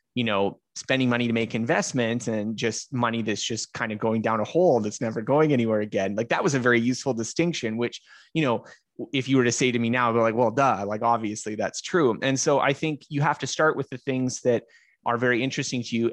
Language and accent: English; Canada; I'm Canadian